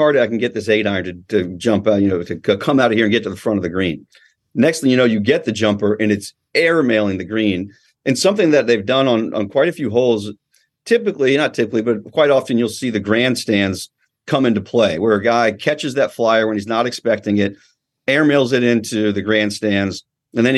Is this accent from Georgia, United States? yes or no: yes; Georgia, United States; also born or lived in California; I grew up in Georgia, but of course was born out here, spent my beginning, my childhood out here